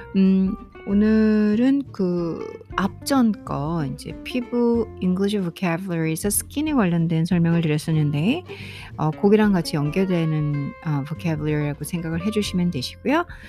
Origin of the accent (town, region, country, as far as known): South Korea; first language Korean